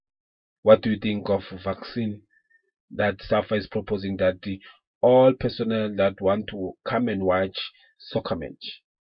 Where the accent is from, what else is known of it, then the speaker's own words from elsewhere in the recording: South Africa; we are coming from South Africa